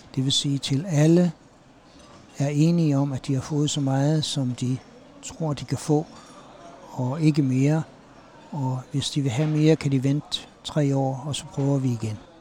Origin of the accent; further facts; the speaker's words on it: Aarhus, Central Denmark Region, Denmark; now in United States; jeg er fra Aarhus.